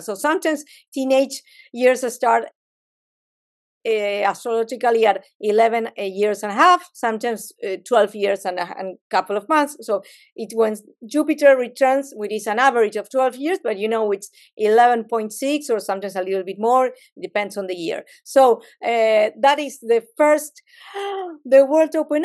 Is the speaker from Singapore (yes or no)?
no; Argentina; I'm a Latin, I'm from Argentina